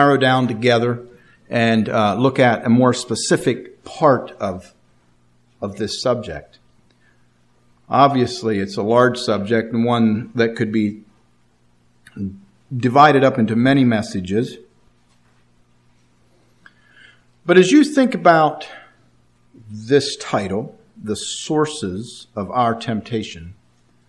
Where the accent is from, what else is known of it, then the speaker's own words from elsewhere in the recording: Martinsburg, Pennsylvania, United States; also born or lived in Altoona, Pennsylvania; I was born and raised in Martinsburg, Pennsylvania